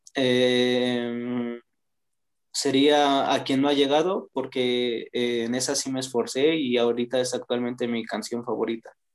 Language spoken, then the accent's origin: Spanish; Toluca, State of Mexico, Mexico; soy de Toluca